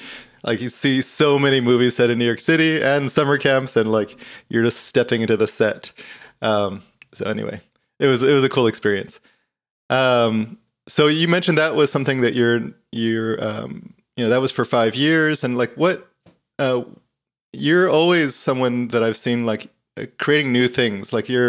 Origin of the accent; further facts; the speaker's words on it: Guam; You know, I grew up in Guam, the little island